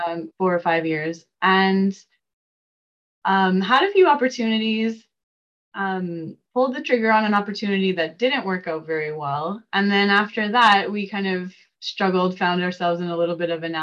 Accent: Saskatchewan, Canada; moved away as an adult; now in Calgary, Canada; I came to Calgary from Saskatchewan to take a, a degree in interior design

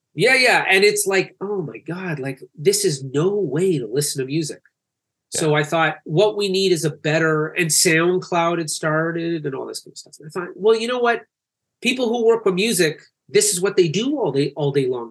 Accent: Canada; also born or lived in Calgary; I'm Canadian

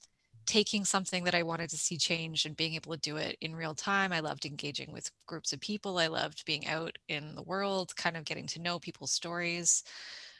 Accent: Toronto, Ontario, Canada; moved away as an adult; now in East Coast, Canada; I grew up in Toronto, in Scarborough, shout out to the East Side

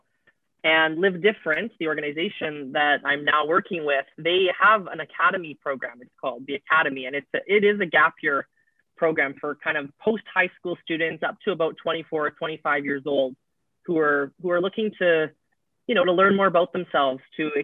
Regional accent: Winnipeg, Manitoba, Canada; moved away as an adult; now in Vicente Guerrero, Mexico; I'm originally from Winnipeg, Manitoba in Canada

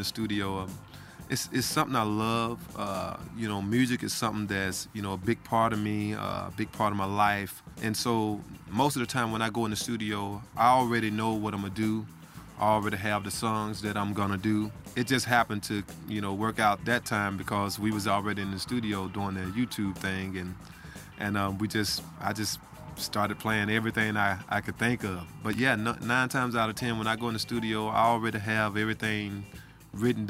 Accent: Holly Springs, Mississippi, United States; moved away as an adult; now in Ashland, United States; I'm from Holly Springs. Went to school in Bahia, Mississippi. But grew up most of my life in Holly Springs, Mississippi.

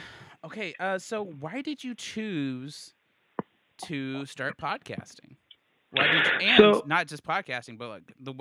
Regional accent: Denton, Texas, United States; born or raised there; also born or lived in Austin, Texas

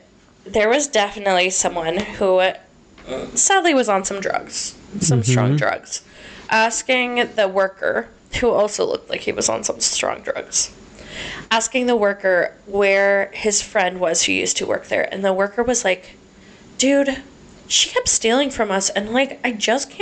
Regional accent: Delaware, Ohio, United States; my hometown. Where president, horrible president, Rutherford B. Hayes, was born

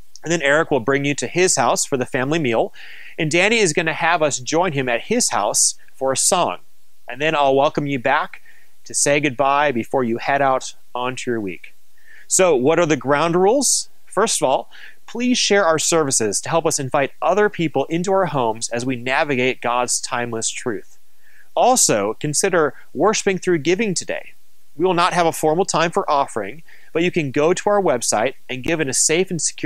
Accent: Minnesota, United States; moved away; also born or lived in New Mexico; I was raised in Minnesota

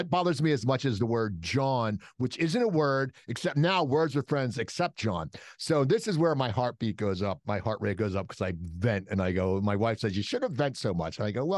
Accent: East Coast, United States; No, it's soda. Yeah, we're from the East Coast. And it's Taylor pork roll.

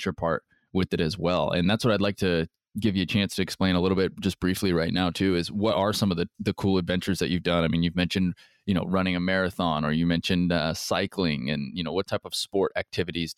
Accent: United States; being American

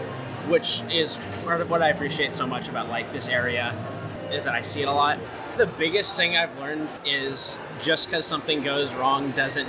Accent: Portland, Oregon, United States; I'm from the West Coast, Portland, Oregon area.

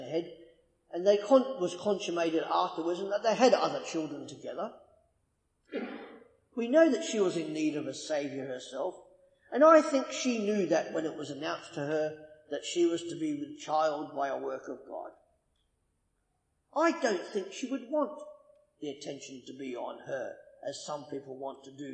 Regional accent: Australia; I'm Australian

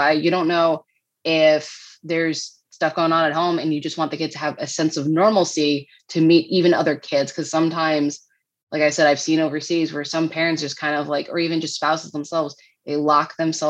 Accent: New England, United States; moved away as an adult; also born or lived in Midwest; And we're both from New England

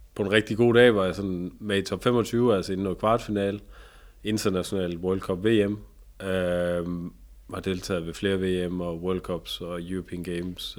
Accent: Tønder, Southern Denmark, Denmark; i Tønder, hvor jeg, hvor jeg kommer fra, nede i Sønderjyske

